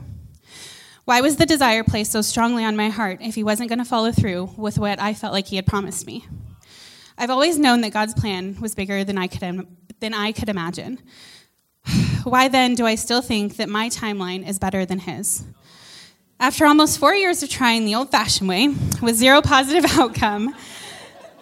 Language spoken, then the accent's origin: English; United States; moved away as an adult; now in Canada; I'm an American